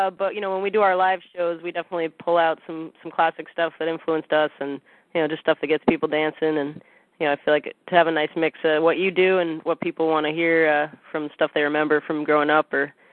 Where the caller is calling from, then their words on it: Santa Cruz, California, United States; We're calling him from Santa Cruz, California, uh